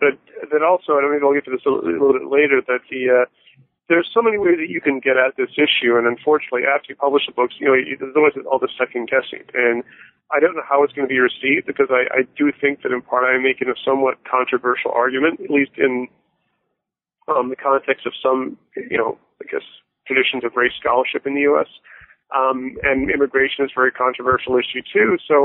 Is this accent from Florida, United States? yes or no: yes; Florida, United States; also born or lived in Toronto, Canada / England / Bahamas; My family moved all over the place when I was young. I was born in Toronto and moved to England and Bahamas, and I grew up in South Florida. I'm the sort of person who doesn't have a real hometown per se